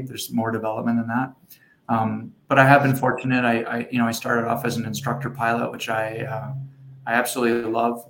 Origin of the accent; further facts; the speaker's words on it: Edmonton, Alberta, Canada; now in Moose Jaw, Canada; I grew up in Edmonton